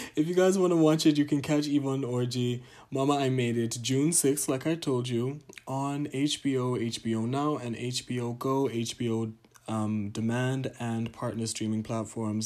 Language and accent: English; Tanzania; my home country, Tanzania